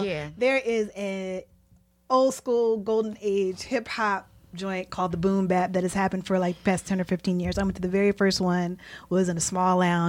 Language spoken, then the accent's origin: English; Philadelphia, Pennsylvania, United States; We're like, we're from Philly, you're from Philly.